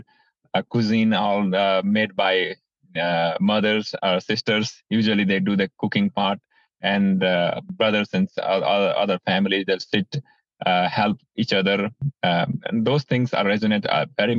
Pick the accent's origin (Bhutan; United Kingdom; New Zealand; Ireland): Bhutan; now in United States; I'm originally from Bhutan. I was born in Bhutan, grew up in Bhutan.